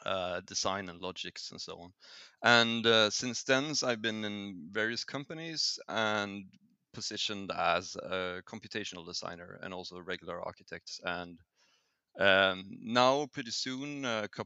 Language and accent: English; Sweden; I'm from Sweden, and I'm an educated architect